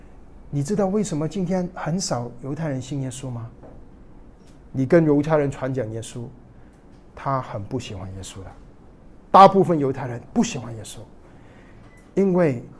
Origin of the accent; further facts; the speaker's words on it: China; 我们中国人